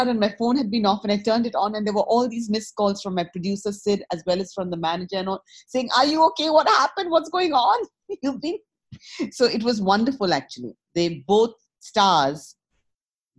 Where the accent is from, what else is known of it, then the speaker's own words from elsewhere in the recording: India; moved away as an adult; also born or lived in United States; I grew up in India and then I came and lived in America 30 years and then I came back to India.